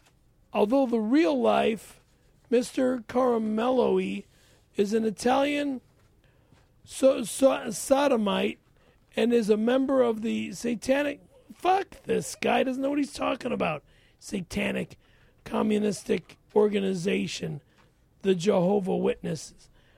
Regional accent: Toronto, Ontario, Canada; it takes place in my hometown, Toronto, Ontario.

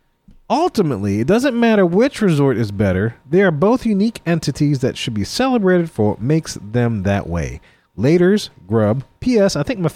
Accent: the South, United States; we're from the South.

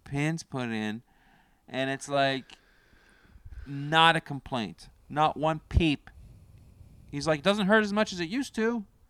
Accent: Canada; I'm from Canada

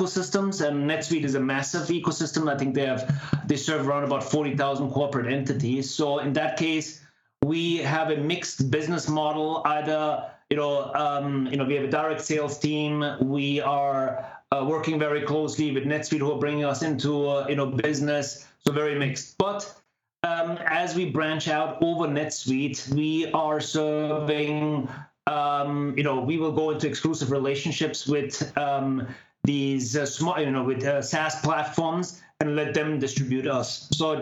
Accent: Germany; moved away as an adult; now in Palo Alto, United States; I originate from back in Germany. I'm half Indian, half German. And spent most of my time back in Germany

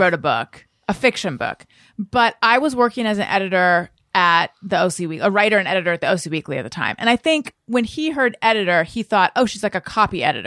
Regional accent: Southern California, United States; we grew up in Southern California.

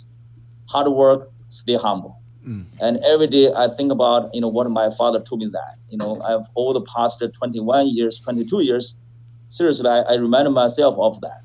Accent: China; moved away as an adult; I was born in China. I was born in 1970, and I got my master's degree and from Beijing, China as well

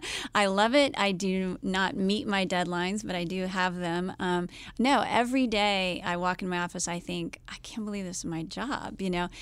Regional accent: United States; I'm American

